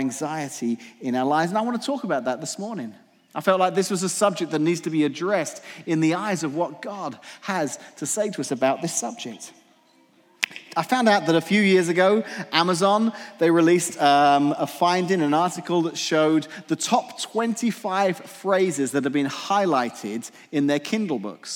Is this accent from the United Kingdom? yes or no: yes; England, United Kingdom; moved away; I grew up in England, so when I was a teenager in England